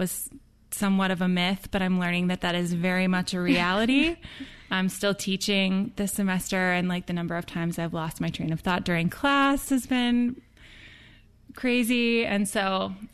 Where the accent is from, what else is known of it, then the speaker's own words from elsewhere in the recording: Midwest, United States; I grew up in the Midwest